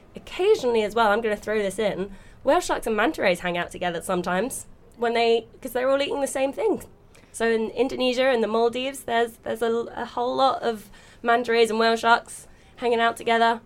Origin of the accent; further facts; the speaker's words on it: London, United Kingdom; I'm from South London originally. I'm from West Norwood.